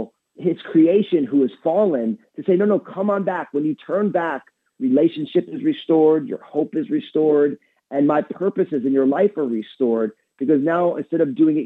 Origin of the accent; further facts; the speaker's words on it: New Jersey, United States; I'm all Italian from New Jersey